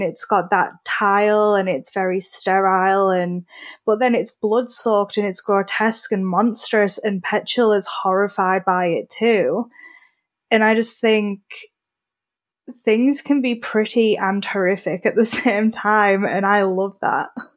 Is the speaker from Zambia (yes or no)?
no; United Kingdom; I'm British